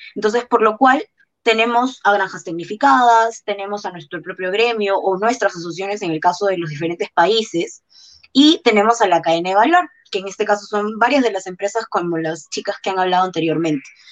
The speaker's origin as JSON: {"language": "Spanish", "country": "Peru", "said": "la mayoría de los que somos peruanos"}